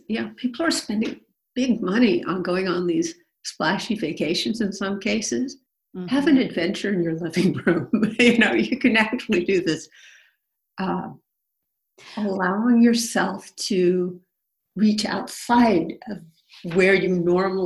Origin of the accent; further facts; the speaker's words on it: Berkeley, California, United States; I was born in Berkeley. I live here now